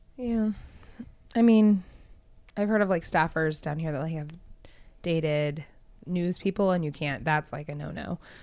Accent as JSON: {"language": "English", "town": "Palmer", "region": "Alaska", "country": "United States", "said": "I'm from Palmer. Palmer's a small town"}